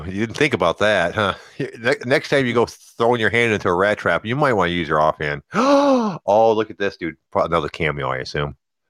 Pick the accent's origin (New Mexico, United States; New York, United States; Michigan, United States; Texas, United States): Michigan, United States; Detroit; growing up in Detroit around people that were juggalos